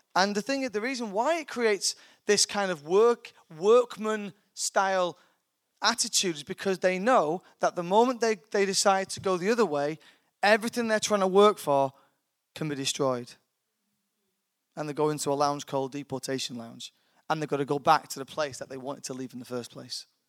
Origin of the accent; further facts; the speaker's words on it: United Kingdom; I'm a British citizen. I'm born here, so I have a British passport